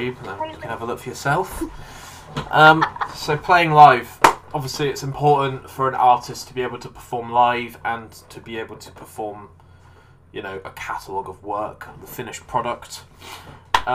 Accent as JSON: {"language": "English", "country": "United Kingdom", "tie": "born or raised there", "said": "really, really close to my hometown in the UK"}